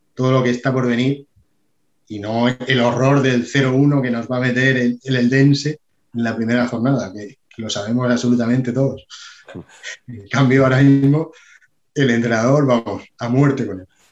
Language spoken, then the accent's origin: Spanish; Region of Murcia, Spain; en mi tierra